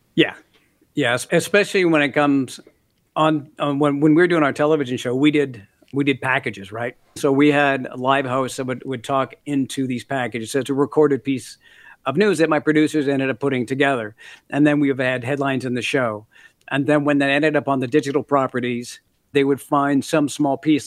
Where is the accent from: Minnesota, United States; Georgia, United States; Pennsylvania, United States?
Minnesota, United States; Minneapolis; also born or lived in Canada; now in New Zealand; I grew up in Minneapolis for the most part